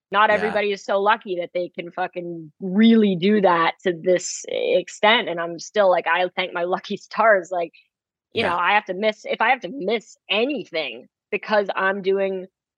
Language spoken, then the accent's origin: English; Manhattan, New York, United States; living, you know, growing up in Manhattan, there's just so much going on.